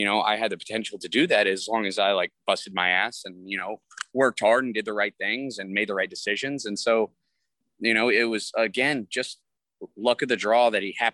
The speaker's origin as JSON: {"language": "English", "region": "Texas", "country": "United States", "tie": "born or raised there", "said": "I'm from the South. I'm a Texas boy and, you know, we're kind of raised old school"}